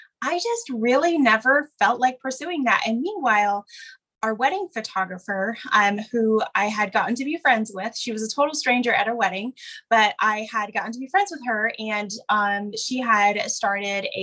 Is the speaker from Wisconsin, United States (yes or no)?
yes; Wisconsin, United States; moved away as an adult; now in Oregon, United States; grew up in Wisconsin